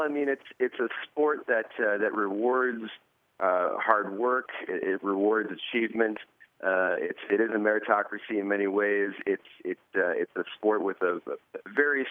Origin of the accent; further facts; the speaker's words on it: New Jersey, United States; growing up in New Jersey